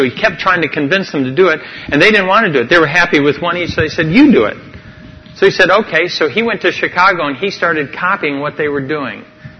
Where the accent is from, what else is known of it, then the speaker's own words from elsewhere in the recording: Amazon region, Ecuador; I grew up in the Amazon jungle where we had no spices.